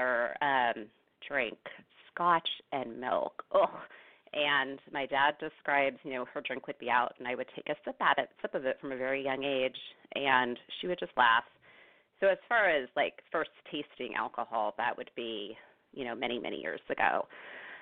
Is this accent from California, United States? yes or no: yes; Bay Area, California, United States; now in Northern California, United States; I'm originally from the Bay Area, actually. I grew up there, born and raised there